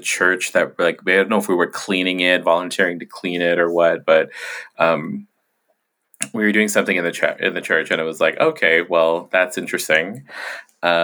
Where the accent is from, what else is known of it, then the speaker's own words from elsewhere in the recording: Guam; when I was a kid growing up on Quam